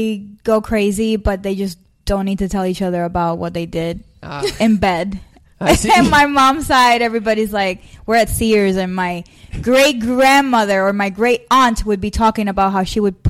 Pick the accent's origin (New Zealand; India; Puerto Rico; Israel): Puerto Rico; I am from Puerto Rico.